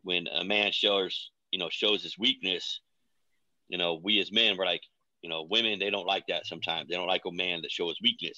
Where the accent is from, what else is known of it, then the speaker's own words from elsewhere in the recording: Oregon, United States; also born or lived in Missouri / Lebanon, Oregon; I was born in Missouri, but kind of raised in Oregon. Adopted when I was little.